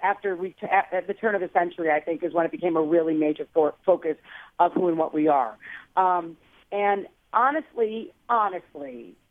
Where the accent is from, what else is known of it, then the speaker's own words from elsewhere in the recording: Belleville, Illinois, United States; I grew up in St. Louis, a little east of St. Louis, not East St. Louis, but Belleville, which is right in that vicinity